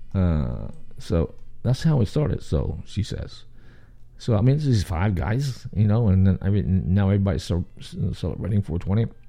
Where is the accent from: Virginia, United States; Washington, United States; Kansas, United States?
Virginia, United States; Richmond; accent: southern; also born or lived in New York City; now in Atlanta, United States; I was born in Richmond, Virginia, capital of the South